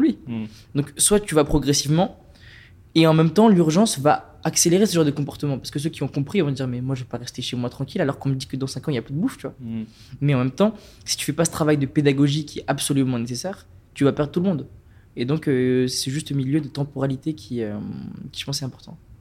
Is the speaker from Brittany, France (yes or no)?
no; Strasbourg, Grand Est, France; je viens de Strasbourg